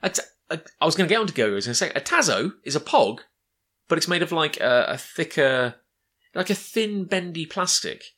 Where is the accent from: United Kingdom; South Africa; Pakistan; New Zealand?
United Kingdom; a kid growing up in Britain, as, as we both did